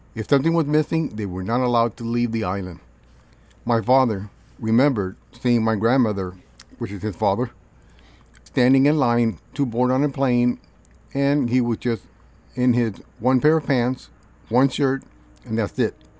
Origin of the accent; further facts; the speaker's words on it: Los Angeles, California, United States; I was born in Los Angeles